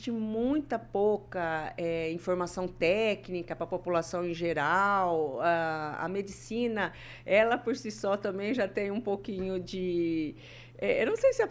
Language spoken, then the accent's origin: Portuguese; Santa Rita do Passa Quatro, São Paulo, Brazil; now in Maringá, Brazil; É, minha cidade natal é Santa Rita do Passa Quatro, estado de São Paulo, próxima cidade de Ribeirão Preto.